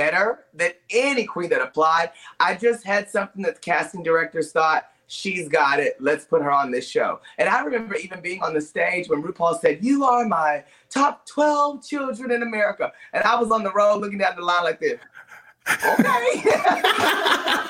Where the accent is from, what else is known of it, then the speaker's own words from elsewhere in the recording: Paris, Texas, United States; moved away as an adult; also born or lived in Dallas, Texas; growing up in Paris, Texas